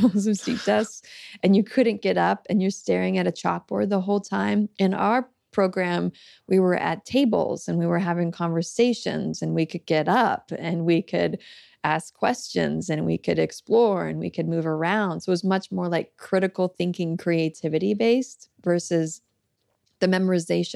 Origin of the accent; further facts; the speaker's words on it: Florida, United States; I grew up in Florida and went to public school there